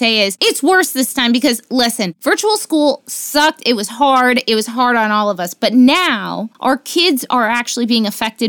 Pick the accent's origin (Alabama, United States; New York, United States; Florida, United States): Florida, United States; I'm originally from Florida. I swear to God, I want all traces of being from Florida removed from my like personal identity.